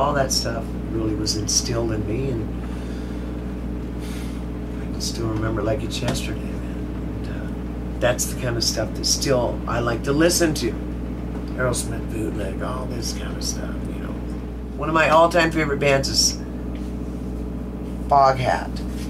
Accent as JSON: {"language": "English", "town": "Georgetown", "region": "California", "country": "United States", "tie": "born or raised there", "also_born_or_lived": "Texarkana, Arkansas", "said": "When I was 2 years old, we moved from Texarkana, Arkansas, where I was born. And then we moved to Georgetown, California."}